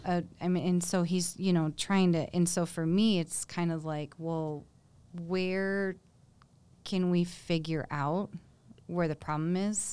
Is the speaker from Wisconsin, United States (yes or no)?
no; Michigan, United States; now in Colorado, United States; I'm from Michigan.